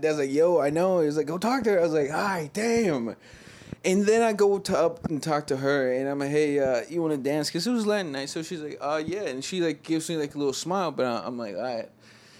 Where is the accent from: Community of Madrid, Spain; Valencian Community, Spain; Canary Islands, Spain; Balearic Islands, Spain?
Balearic Islands, Spain; Ibiza; I do not know because I am from Ibiza